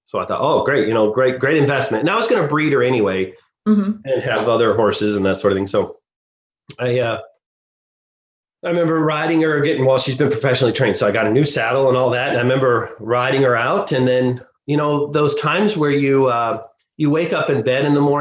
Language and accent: English; Rocky Mountain National Park, Colorado, United States; growing up around Rocky Mountain National Park